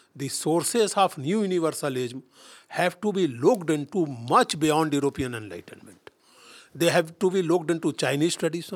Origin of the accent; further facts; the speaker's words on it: India; We are angry with multinationals as Indians